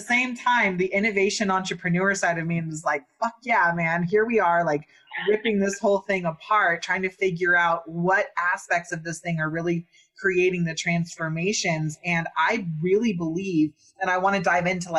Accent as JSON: {"language": "English", "region": "Northern California", "country": "United States", "tie": "born or raised there", "also_born_or_lived": "Santa Cruz, California / Humboldt County, California", "said": "I was born in Santa Cruz, grew up in Northern California"}